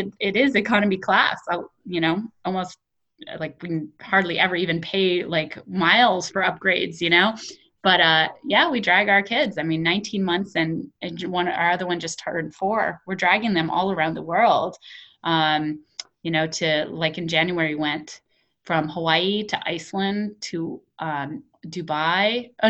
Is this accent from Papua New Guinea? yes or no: yes; Papua New Guinea; also born or lived in Pohnpei, Micronesia; I was raised in Papua New Guinea and Pohnpei, which is in Micronesia and the Pacific Islands.